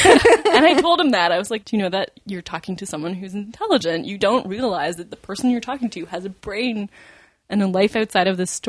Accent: Montreal, Quebec, Canada; moved away; I'm from Montreal, too.

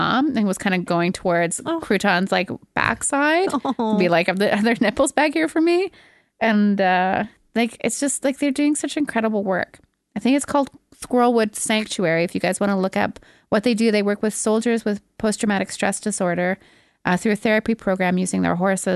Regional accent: Montreal, Quebec, Canada; I grew up with in Montreal

